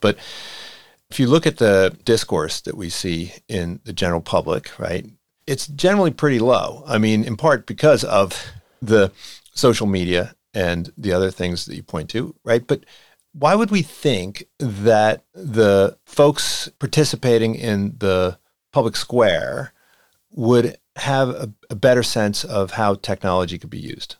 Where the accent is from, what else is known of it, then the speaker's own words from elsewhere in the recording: outside of Philadelphia, Pennsylvania, United States; it's where I grew up outside of Philadelphia